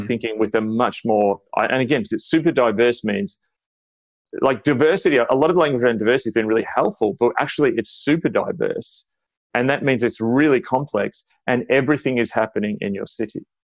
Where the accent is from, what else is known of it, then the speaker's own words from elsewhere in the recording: Australia; as an Australian